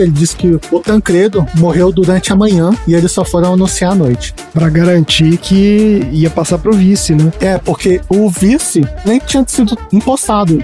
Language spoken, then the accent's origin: Portuguese; Brasília, Federal District, Brazil; como eu sou de Brasília